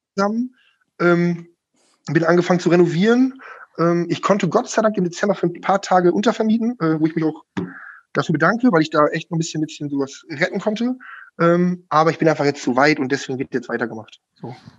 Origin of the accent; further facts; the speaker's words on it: Schüttorf, Lower Saxony, Germany; moved away as an adult; now in Lingen, Germany; ich bin seit sieben Jahren jetzt Lingener, ich komme eigentlich aus Schüttow.